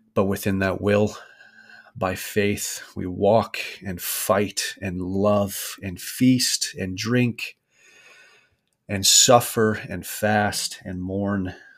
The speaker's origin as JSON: {"language": "English", "country": "United States", "said": "I am American"}